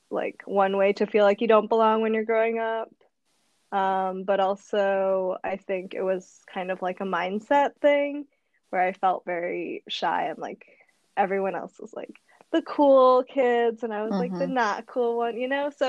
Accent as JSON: {"language": "English", "town": "Madison", "region": "Wisconsin", "country": "United States", "tie": "born or raised there", "also_born_or_lived": "Japan / Indonesia", "moved": "as an adult", "said": "in Madison when I was growing up for the first 10 years of my life."}